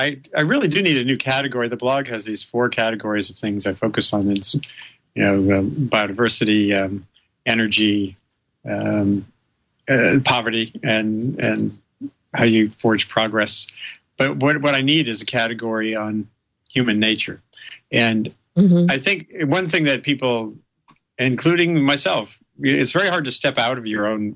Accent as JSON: {"language": "English", "region": "Rhode Island", "country": "United States", "tie": "born or raised there", "said": "I grew up loving science. I grew up in Rhode Island, and I think my first real experiences of sort of wonder and excitement were in the natural world"}